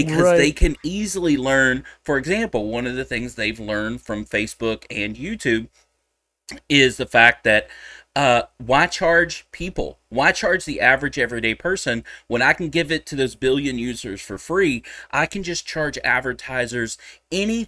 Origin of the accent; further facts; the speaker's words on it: Texas, United States; I'm a Texan